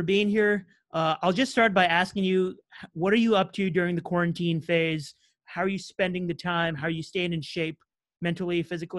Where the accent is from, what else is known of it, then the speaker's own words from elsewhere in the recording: New England, United States; I'm from New England.